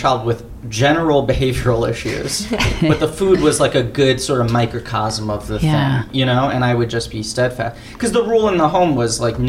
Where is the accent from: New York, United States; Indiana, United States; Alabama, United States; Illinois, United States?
New York, United States; New York City; we grew up in the West Village, where it's like, you know, a great, vibrant food scene.